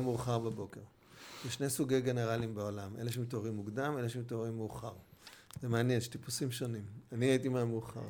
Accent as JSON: {"language": "Hebrew", "town": "Jerusalem", "region": "Jerusalem District", "country": "Israel", "tie": "born or raised there", "also_born_or_lived": "Bustan HaGalil / Hatzor HaGlilit", "said": "אני מגיע בירושלים לגן חובה, אבל מגיע בכיתה ה' לירושלים, ומאז אנחנו בירושלים מחדש."}